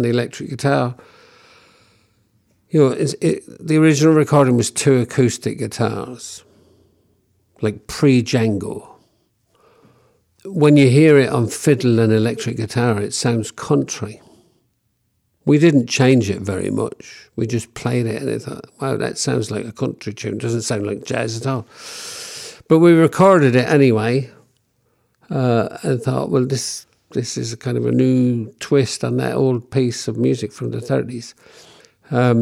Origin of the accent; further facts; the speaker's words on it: London, United Kingdom; some of these people I knew growing up in London